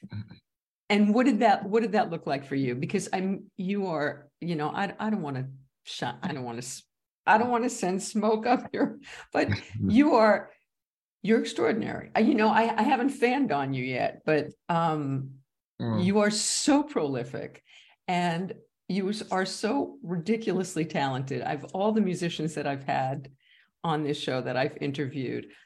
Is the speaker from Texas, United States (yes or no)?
yes; Texas, United States; I, I, I, I'm from Texas, but I'd rather be in Paris.